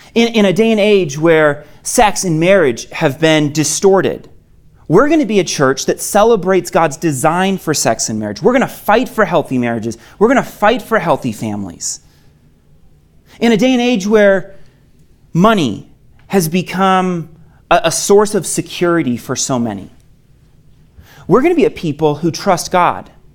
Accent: Maine, United States; moved away as an adult; I'm originally from Maine, came out here for college

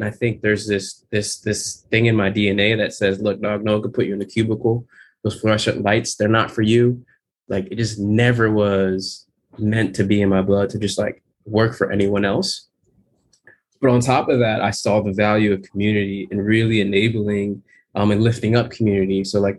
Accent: Jamaica; The pure motivation is I'm Jamaican. I'm so damn Jamaican. My family came here in the 70s and they came here to rock hard.

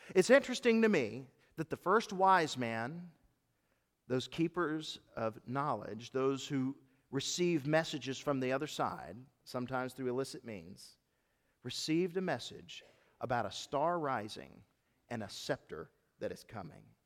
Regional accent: United States; I do celebrate being an American, and there is no other place on earth I would rather live

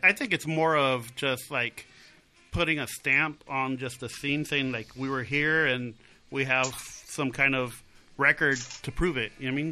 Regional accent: Placentia, California, United States; I'm actually from Orange County. OC.

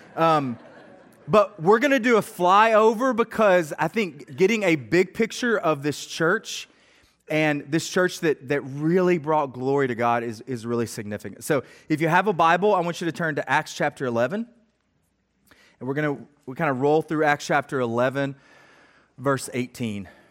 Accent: Middle Tennessee, United States; I grew up in Middle Tennessee

